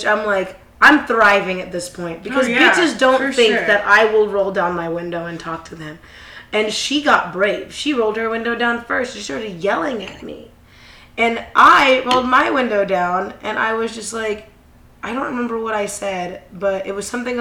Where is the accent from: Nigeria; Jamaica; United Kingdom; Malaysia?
Jamaica; I'm Jamaican